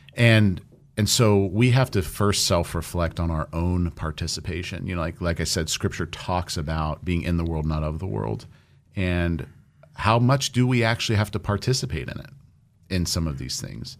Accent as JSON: {"language": "English", "area": "Orange County", "region": "California", "country": "United States", "tie": "born or raised there", "moved": "yes", "said": "I grew up in Orange County."}